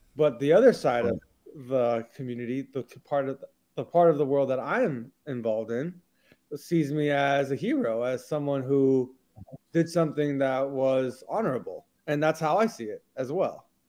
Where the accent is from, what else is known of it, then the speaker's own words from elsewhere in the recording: Houston, Texas, United States; moved away as an adult; also born or lived in Massachusetts / Israel; I was born and raised in Houston, Texas.